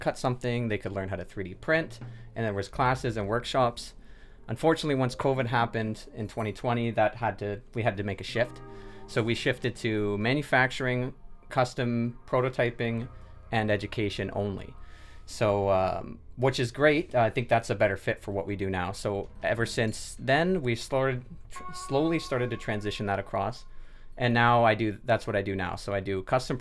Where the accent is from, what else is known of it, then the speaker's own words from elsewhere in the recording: Sault Ste. Marie, Ontario, Canada; I'm from Sault Ste. Marie as well, born and raised